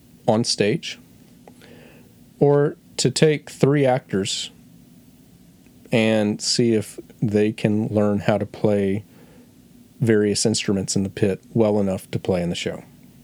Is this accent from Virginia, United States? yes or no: no; North Carolina, United States; Okay, so everyone knows I'm coming from North Carolina.